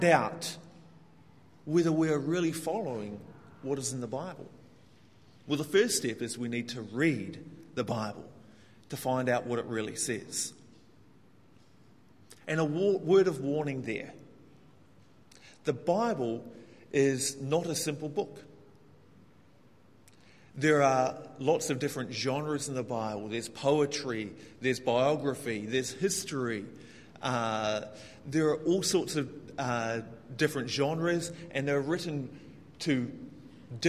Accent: New Zealand; moved away as an adult; now in Hong Kong; I come from New Zealand, which is, to give some context, the most egalitarian country in the world.

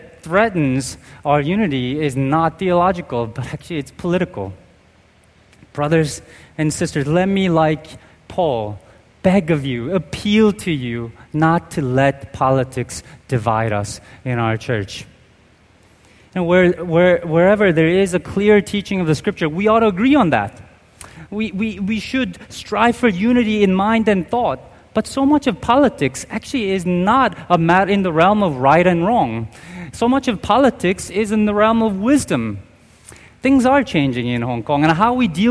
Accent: United States; I'm Korean American

